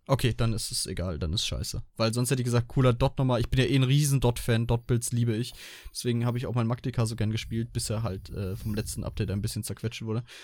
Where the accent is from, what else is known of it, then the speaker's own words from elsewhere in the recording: Germany; ich bin Deutscher